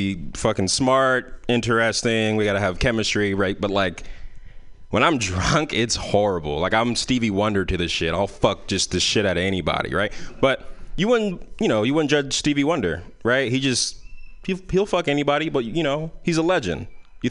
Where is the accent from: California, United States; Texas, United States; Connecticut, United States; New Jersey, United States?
California, United States; San Francisco; I grew up in San Francisco, so a lot of our parties were in parks